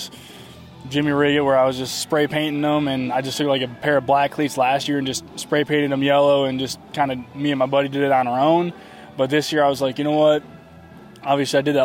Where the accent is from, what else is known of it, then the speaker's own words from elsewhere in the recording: outside of Chicago, Illinois, United States; that's where I grew up outside of Chicago.